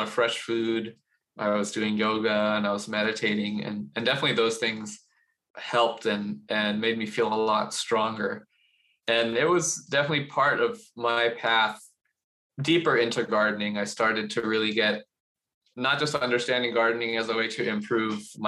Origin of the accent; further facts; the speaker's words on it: Los Angeles, California, United States; I was born in Los Angeles, in the suburb of Los Angeles, heavily Asian American suburb of Los Angeles. And I grew up in a very, I don't know what you might describe as like a safe and very insulated community